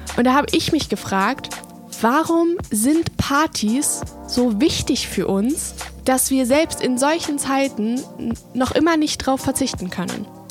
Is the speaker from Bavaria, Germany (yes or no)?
yes; Munich, Bavaria, Germany; wir kommen aus München